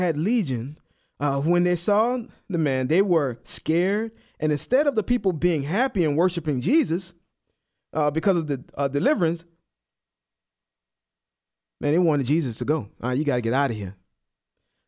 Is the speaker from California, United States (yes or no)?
no; New Orleans, Louisiana, United States; moved away; I'm from New Orleans, and I remember before we would, when … and I, before we had all our kids, we would go back home, go to New Orleans